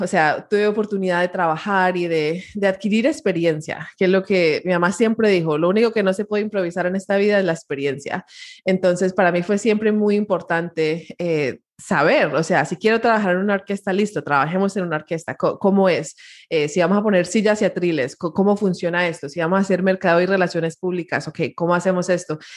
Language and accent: Spanish; Miami, Florida, United States; mi historia empieza en, en Miami, Florida. Eh, soy primera generación latina, mis papás son colombianos eh, y se mudaron a Miami